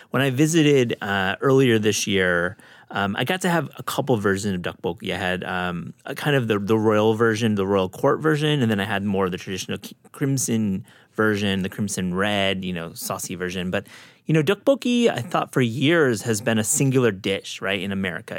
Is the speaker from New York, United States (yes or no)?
no; Kalamazoo, Michigan, United States; down the road is where I grew up in Kalamazoo, Michigan